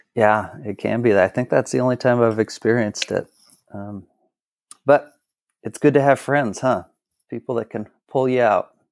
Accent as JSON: {"language": "English", "town": "Kennewick", "region": "Washington", "country": "United States", "tie": "born or raised there", "also_born_or_lived": "Portland / Texas", "said": "So I am from Kennewick, Washington, where I live now."}